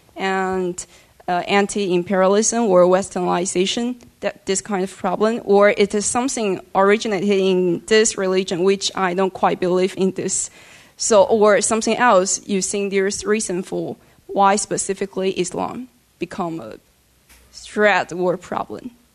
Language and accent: English; China; moved away; from China